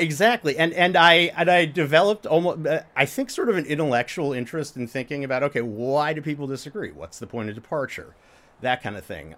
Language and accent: English; Indiana, United States; moved away as an adult; also born or lived in Michigan / Stanford, California; I went to college at the University of Michigan after I grew up in Indiana